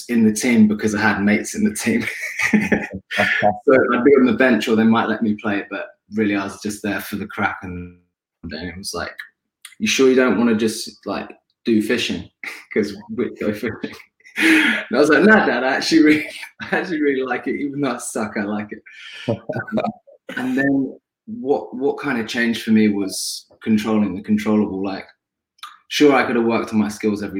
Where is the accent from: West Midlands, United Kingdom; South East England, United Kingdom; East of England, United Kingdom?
East of England, United Kingdom; Ampthill; born and raised in Amptall, a town that I still live in now today. It's a small town in Bedfordshire